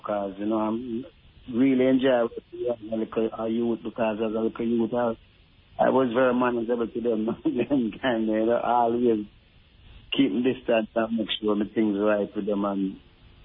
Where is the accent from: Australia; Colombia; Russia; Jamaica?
Jamaica; I was growing up in Jamaica